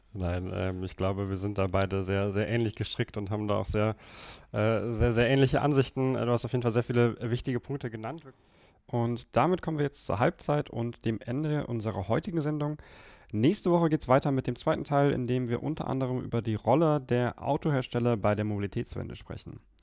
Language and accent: German; Germany; bei uns in Deutschland